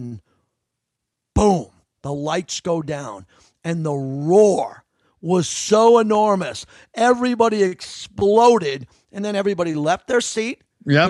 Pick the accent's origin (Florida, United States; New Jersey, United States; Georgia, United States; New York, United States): New York, United States; I am a New Yorker